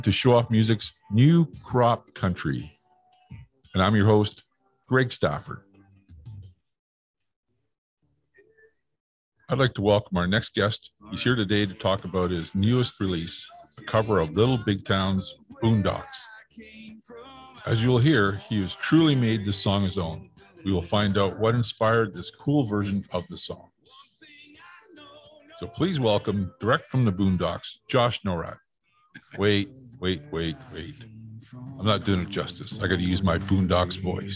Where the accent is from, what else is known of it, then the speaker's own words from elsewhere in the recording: Northern Alberta, Canada; moved away; also born or lived in West Coast; I'm originally from Alberta, Northern Alberta, but I spent many number of years on the West Coast